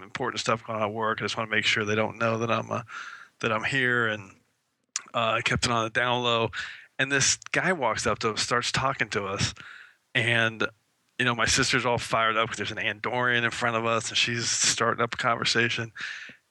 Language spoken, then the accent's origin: English; San Diego, California, United States; I grew up in San Diego.